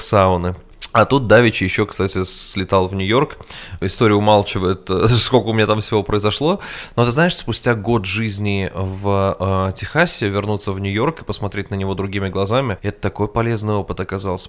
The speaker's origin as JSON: {"language": "Russian", "town": "Samara", "region": "Samara Oblast", "country": "Russia", "tie": "born or raised there", "also_born_or_lived": "New York, United States", "moved": "as an adult", "lives_now": "Austin, United States", "said": "я рос и жил в Самаре всю свою сознательную жизнь"}